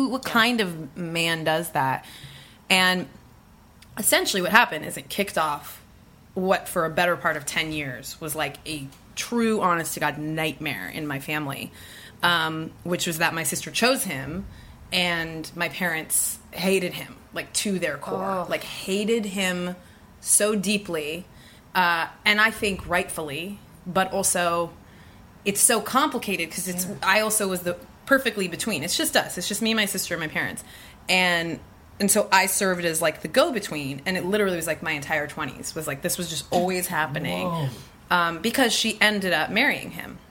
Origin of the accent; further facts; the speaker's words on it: Bay Area, California, United States; We're from the Bay Area.